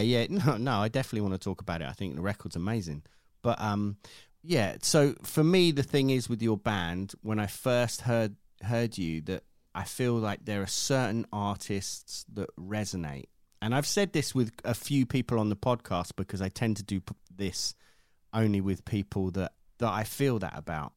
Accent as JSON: {"language": "English", "country": "United Kingdom", "said": "me being British"}